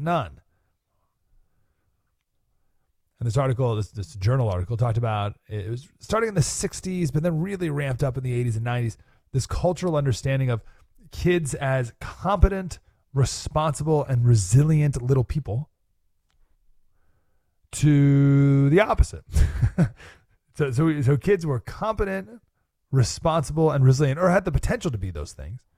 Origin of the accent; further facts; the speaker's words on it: Skaneateles, New York, United States; now in Nashville, United States; Went to my hometown, Skinny Atlas, New York